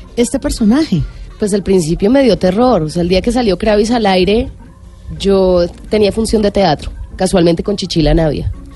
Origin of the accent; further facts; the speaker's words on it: Colombia; como colombiana